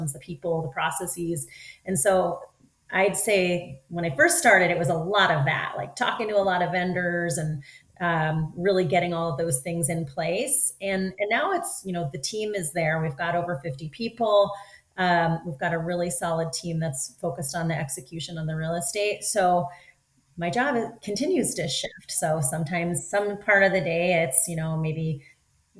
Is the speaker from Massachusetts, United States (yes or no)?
no; Philadelphia, Pennsylvania, United States; moved away as an adult; now in Southern California, United States; I'm actually born and raised in Philadelphia.